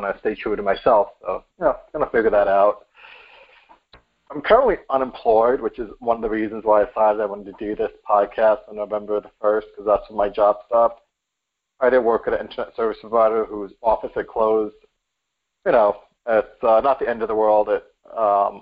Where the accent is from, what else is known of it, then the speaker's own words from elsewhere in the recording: New York City, New York, United States; now in Connecticut, United States; I am from New York City originally, Bronx, New York